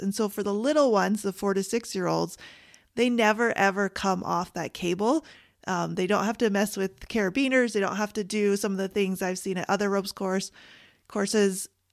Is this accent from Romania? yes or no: no; Canada; I'm Canadian